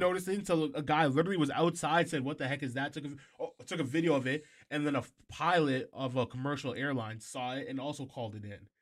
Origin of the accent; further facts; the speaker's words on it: Canada; we're Canadian, we're not even American